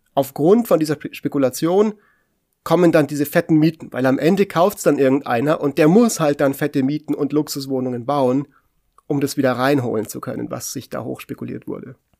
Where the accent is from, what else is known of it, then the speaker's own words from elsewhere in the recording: Munich, Bavaria, Germany; hier in meiner Heimatstadt, in München